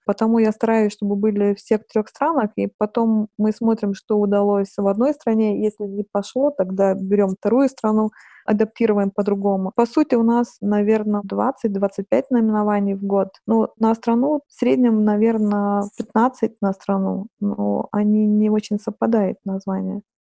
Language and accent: Russian; Lithuania; Russian is a second language; moved away as an adult; also born or lived in Saint Petersburg, Russia